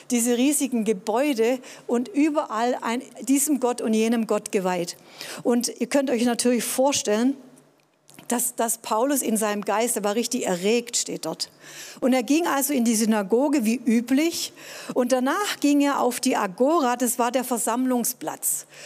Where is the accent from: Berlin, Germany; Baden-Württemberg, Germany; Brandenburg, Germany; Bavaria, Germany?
Baden-Württemberg, Germany; Tübingen; Ja, ich bin in Tübingen groß geworden, war hier auf einem humanistischen Gymnasium, hatte Deutsch-Leistungskurs